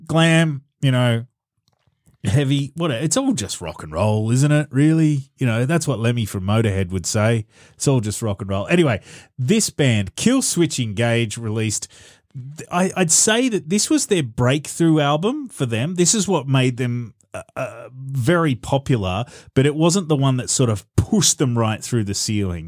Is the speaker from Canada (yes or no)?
no; Australia; as an Australian